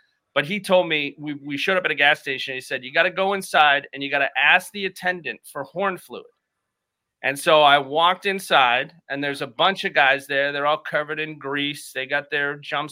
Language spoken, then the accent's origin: English; Boston, Massachusetts, United States; I'm from Boston, so, and close to Brockton